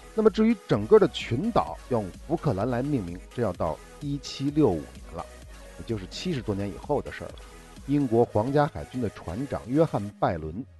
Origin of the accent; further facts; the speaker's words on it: China; 我们中国人